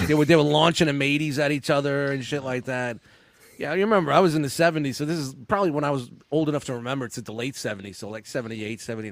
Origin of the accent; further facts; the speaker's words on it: New York City, New York, United States; Growing up in Brooklyn in the 70s, 80s in Canarsie, Brooklyn